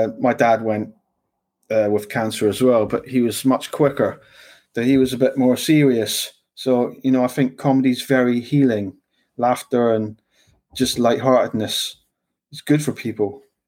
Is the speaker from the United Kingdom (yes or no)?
yes; London, United Kingdom; I've lived and worked all over the UK. I've met a lot of people. I'm kind of multicultured. I grew up in London a little bit, finished school there.